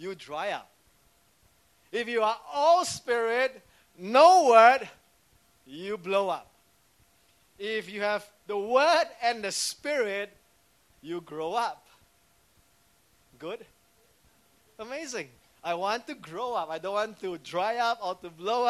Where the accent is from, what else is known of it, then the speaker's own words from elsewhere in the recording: Singapore; as a civilian, as a Singaporean.